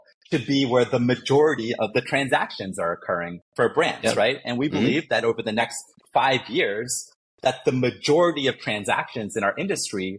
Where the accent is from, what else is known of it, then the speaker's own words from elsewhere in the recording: New York, United States; moved away; I grew up in New York